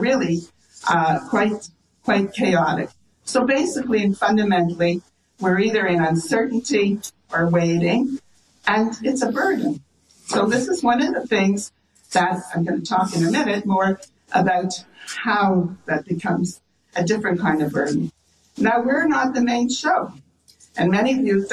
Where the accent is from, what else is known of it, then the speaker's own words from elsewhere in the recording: Canada; we're Canadian, I have to tell you, we're all Canadian